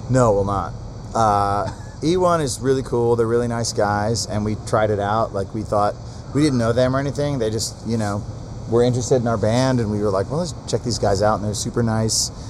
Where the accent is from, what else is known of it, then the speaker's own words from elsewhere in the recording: Atlanta, Georgia, United States; We're from Atlanta.